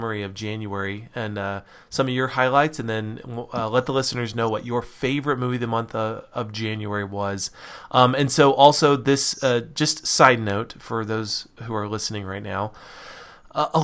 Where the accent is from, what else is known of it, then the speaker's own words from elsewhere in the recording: Reno, Nevada, United States; I grew up in Nevada. There are no professional sports teams in Nevada.